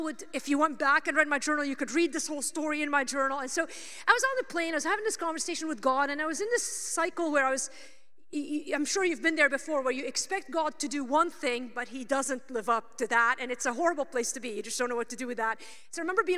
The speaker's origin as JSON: {"language": "English", "country": "Lebanon", "tie": "born or raised there", "moved": "as an adult", "said": "I'm Lebanese. I grew up in Lebanon"}